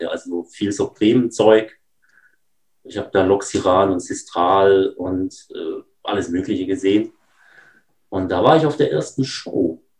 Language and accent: German; Baden-Württemberg, Germany; now in North Rhine-Westphalia, Germany; Also hier in Nordrhein-Westfalen fragen mich immer alle, ob ich irgendwo aus dem Osten komme. Aber nein, ich bin aus der Nähe von Stuttgart und ähm, bin da aufgewachsen.